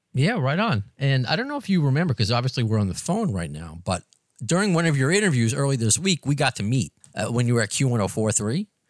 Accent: New York City, New York, United States; I'm from Long Island, Brooklyn. I've always been a New Yorker my entire life

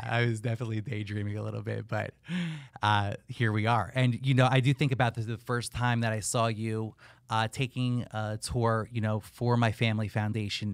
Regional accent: northern New Jersey, United States; moved away as an adult; also born or lived in Pittsburgh, Pennsylvania; now in Miami, United States; born and raised in northern New Jersey

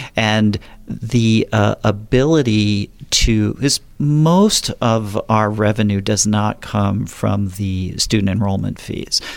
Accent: southern New Jersey, United States; moved away as an adult; also born or lived in Philadelphia area, Pennsylvania / San Diego County, California; now in Napa, United States; I'm originally from the East Coast, was born and raised in, uh, southern New Jersey.

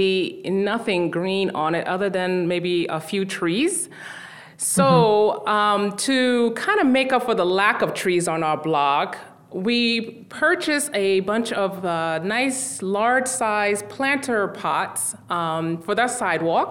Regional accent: New York City, New York, United States; I was born and raised in Brooklyn, so all my life.

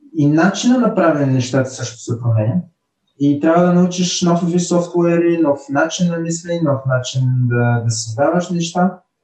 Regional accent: Burgas, Burgas Province, Bulgaria; also born or lived in Nice, France; now in Lyon, France; идвам от Бургас

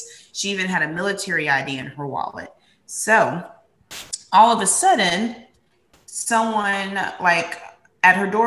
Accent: South Carolina, United States; now in Naples, United States; we're both from South Carolina

